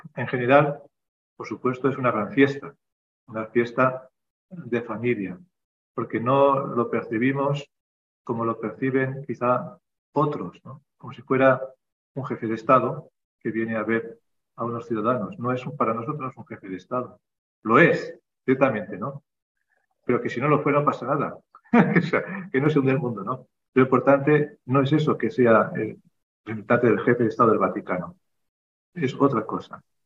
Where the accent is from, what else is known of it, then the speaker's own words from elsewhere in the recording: Spain; also born or lived in Kazakhstan; now in Almaty, Kazakhstan; Nosotros que somos de España